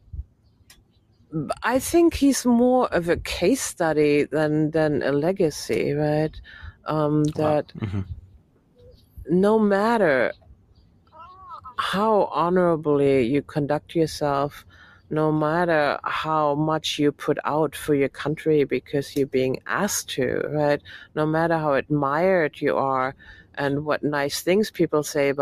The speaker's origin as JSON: {"language": "English", "country": "Germany", "tie": "born or raised there", "moved": "yes", "said": "I grew up in Germany."}